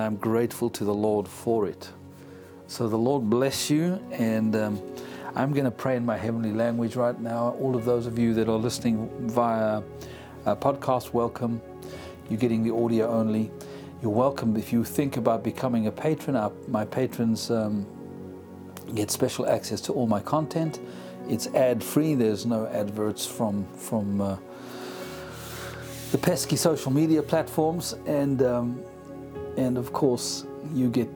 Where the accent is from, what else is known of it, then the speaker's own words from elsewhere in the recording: South Africa; accent: South African; moved away; also born or lived in United Kingdom; born in South Africa, as you can tell from the accent. I'm an African by grit and blood.